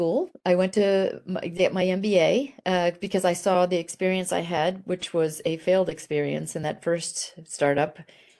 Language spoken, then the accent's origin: English; Italy; I grew up in Italy as a military brat, and probably emphasis on the B for brat in my case